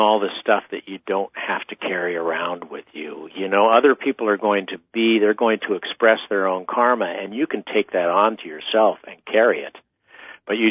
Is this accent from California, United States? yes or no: yes; eastern San Diego County, California, United States; also born or lived in New York; now in California, United States; I'm from the Southwest Desert. I came from eastern San Diego County originally